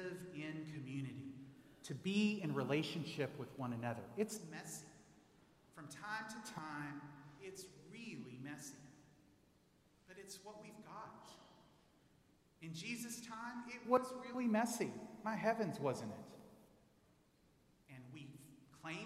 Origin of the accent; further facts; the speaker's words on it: Texas, United States; moved away; I grew up in Texas